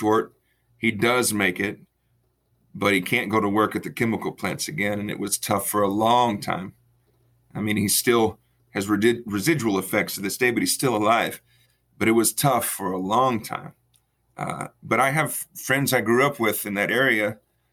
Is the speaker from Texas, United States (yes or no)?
yes; Freeport, Texas, United States; I was born and raised in Freeport, Texas, south of Houston, right on the coast